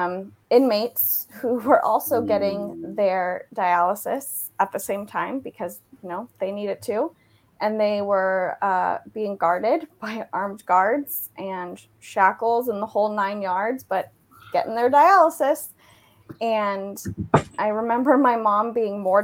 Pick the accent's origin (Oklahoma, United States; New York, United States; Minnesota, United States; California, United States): California, United States; Southern; moved away; also born or lived in Dallas, Texas; I'm originally from Southern California